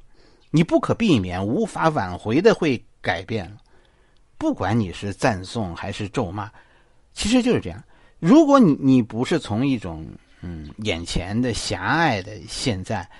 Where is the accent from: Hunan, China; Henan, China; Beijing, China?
Beijing, China; 作为一个北京人